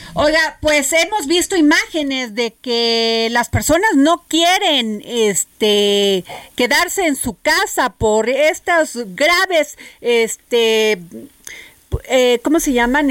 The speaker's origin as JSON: {"language": "Spanish", "region": "Veracruz", "country": "Mexico", "tie": "born or raised there", "said": "en mi pueblo Veracruz, en caliente"}